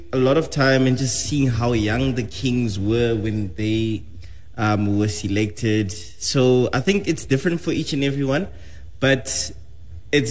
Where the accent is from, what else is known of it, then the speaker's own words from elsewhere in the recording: South Africa; I am South African.